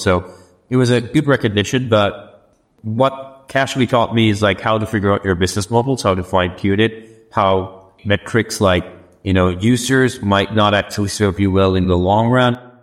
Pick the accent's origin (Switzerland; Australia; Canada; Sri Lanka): Sri Lanka; moved away as an adult; also born or lived in United States; I was born and brought up in Sri Lanka, but I had the good fortune of studying in the US